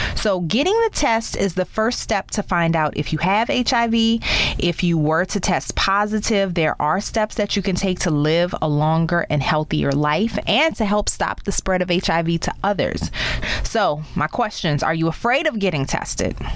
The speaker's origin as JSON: {"language": "English", "town": "New Orleans", "region": "Louisiana", "country": "United States", "tie": "born or raised there", "also_born_or_lived": "Baltimore / Chicago / Dallas", "moved": "as an adult", "said": "my hometown of New Orleans"}